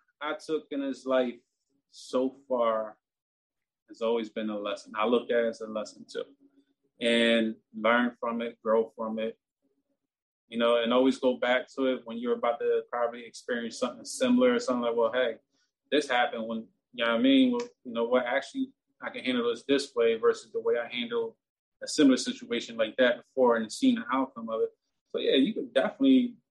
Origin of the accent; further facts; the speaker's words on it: Philadelphia, Pennsylvania, United States; I'm from North Philly